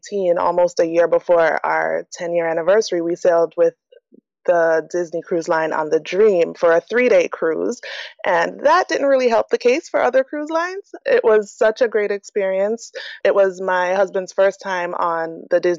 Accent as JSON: {"language": "English", "country": "Jamaica", "moved": "yes", "said": "Jamaica, which is actually my home country"}